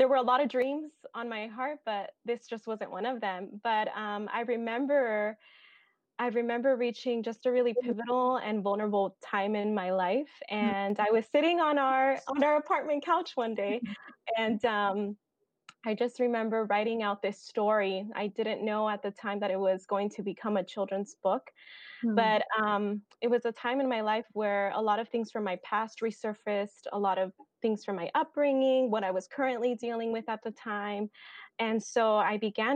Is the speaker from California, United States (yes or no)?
yes; Bakersfield, California, United States; now in Fresno, United States; I am a California native through and through. I grew up in Bakersfield, California, and I have been living in Fresno for the last 5 years.